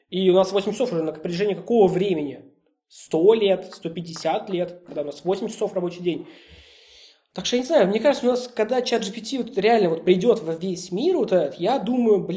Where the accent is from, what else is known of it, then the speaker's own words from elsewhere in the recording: Russia; мы, русские люди